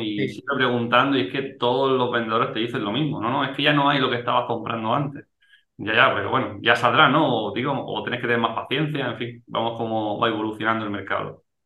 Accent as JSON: {"language": "Spanish", "town": "Almería", "region": "Andalusia", "country": "Spain", "said": "yo soy de Almería"}